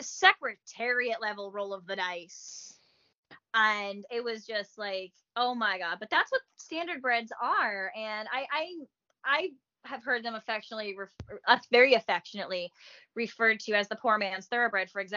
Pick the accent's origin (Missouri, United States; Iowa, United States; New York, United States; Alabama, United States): New York, United States; Long Island; moved away; I grew up on Long Island, New York